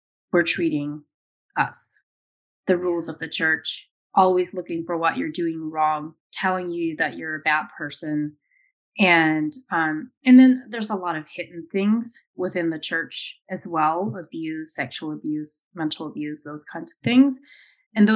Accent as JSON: {"language": "English", "region": "Ohio", "country": "United States", "tie": "born or raised there", "said": "I grew up in Ohio"}